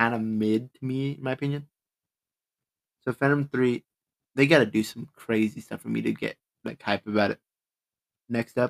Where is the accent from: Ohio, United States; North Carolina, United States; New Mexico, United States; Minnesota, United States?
New Mexico, United States; I was raised in New Mexico